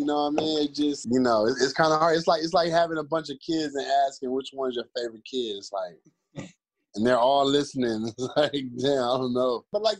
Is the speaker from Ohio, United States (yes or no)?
yes; Cleveland, Ohio, United States; I'm from the same zip code as ….